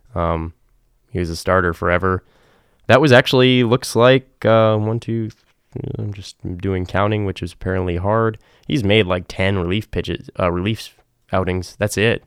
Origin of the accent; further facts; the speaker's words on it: New England, United States; growing up in New England